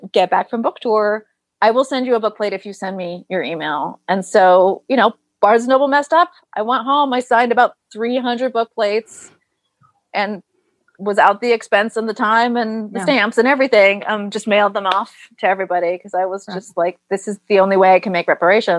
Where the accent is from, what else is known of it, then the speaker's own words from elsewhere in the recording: Cannes, Provence-Alpes-Côte d'Azur, France; So I, like I said, I grew up in Cannes